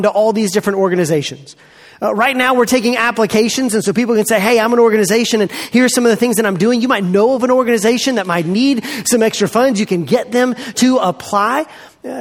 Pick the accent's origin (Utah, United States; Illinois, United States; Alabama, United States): Alabama, United States; Montgomery; I grew up in Montgomery, Alabama, south of here, at Eastern Hills Baptist Church